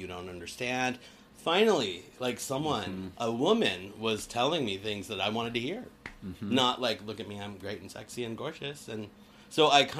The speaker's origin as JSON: {"language": "English", "town": "Littleton", "region": "Colorado", "country": "United States", "tie": "born or raised there", "also_born_or_lived": "Denver, Colorado", "moved": "as an adult", "lives_now": "California, United States", "said": "I grew up in Denver, Colorado, in a little town called Littleton, Colorado"}